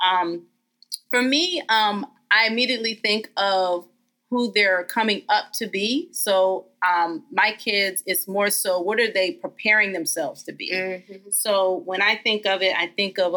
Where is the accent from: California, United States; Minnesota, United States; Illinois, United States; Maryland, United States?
Maryland, United States; Eastern Shore of; I have to be proud of the small town I come from. I tell everybody all day I'm from the Eastern Shore of Maryland